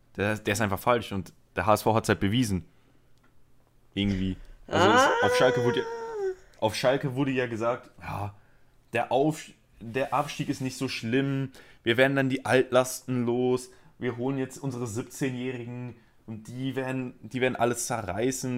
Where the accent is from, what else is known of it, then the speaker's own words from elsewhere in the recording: a suburb of Barcelona, Catalonia, Spain; moved away; ich bin Spanier. Und ich bin in einem Vorort von Barcelona aufgewachsen.